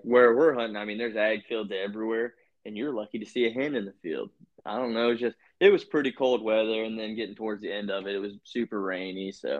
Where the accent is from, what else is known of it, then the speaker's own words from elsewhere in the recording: Virginia, United States; moved away; See, I grew up doing that in Virginia.